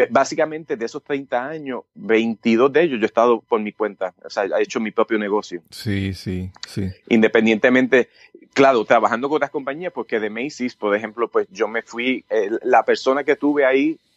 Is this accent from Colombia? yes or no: no; Puerto Rico; moved away as an adult; yo me fui de Puerto Rico cuando el mínimo en aquel entonces creo que está 25, está 50.